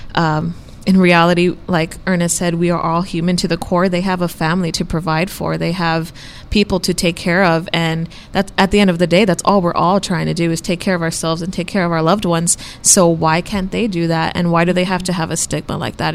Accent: Brownsville, Texas, United States; I grew up in Brownsville, Texas

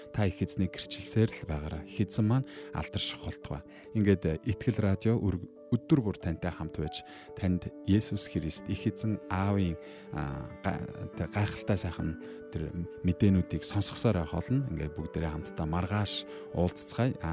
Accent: Darkhan, Darkhan-Uul, Mongolia; би бол дарханд төрж өссөн.

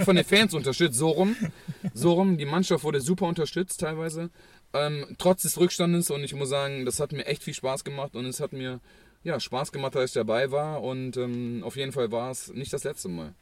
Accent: Düsseldorf, North Rhine-Westphalia, Germany; als Düsseldorfer

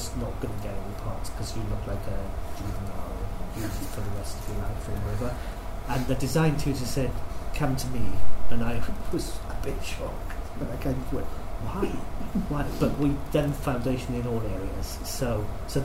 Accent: Pontypridd, Wales, United Kingdom; I'm from Pontypridd. My year in secondary school was the first year that wasn't a grammar school

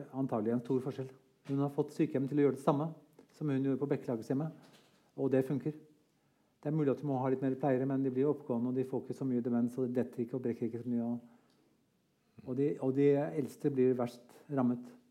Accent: Norway

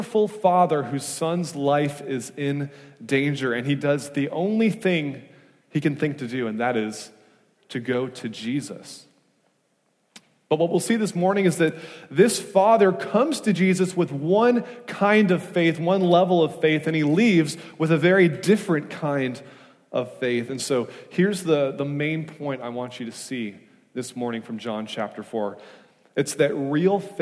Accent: Wisconsin, United States; now in California, United States; I'm from Wisconsin, and moving from the Midwest to California

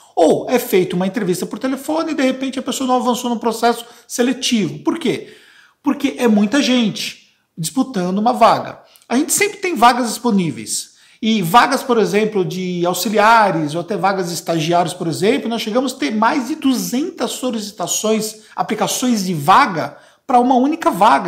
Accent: ABC Paulista, Greater São Paulo, Brazil; eu sou da Grande São Paulo, no ABC paulista

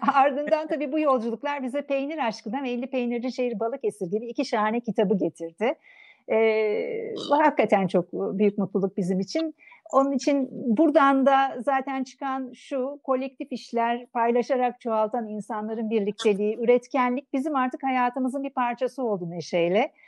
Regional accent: Thrace, Turkey; ben Trakyalıyım

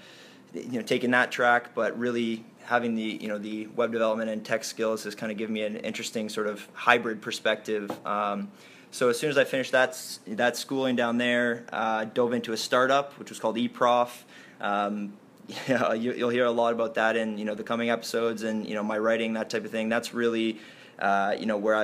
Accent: Toronto, Ontario, Canada; I was born and raised in Toronto, grew up in the heart of Toronto

